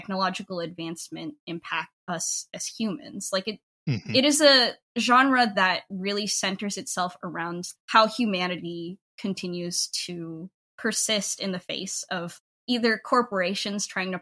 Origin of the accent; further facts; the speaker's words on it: United States; I'm a diaspora Filipino, I grew up in the United States